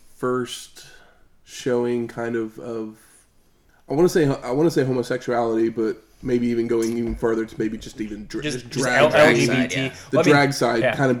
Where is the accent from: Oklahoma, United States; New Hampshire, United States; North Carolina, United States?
Oklahoma, United States; growing up in Oklahoma, I was 14 years old.